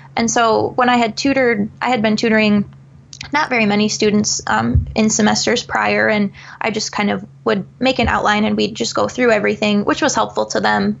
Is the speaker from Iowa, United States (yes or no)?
yes; Eastern Iowa, United States; I'm obviously from Eastern Iowa, so a lot of my family's back there.